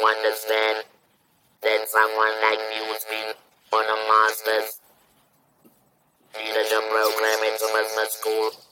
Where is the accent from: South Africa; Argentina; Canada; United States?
South Africa; also born or lived in Johannesburg; I'm a black South African woman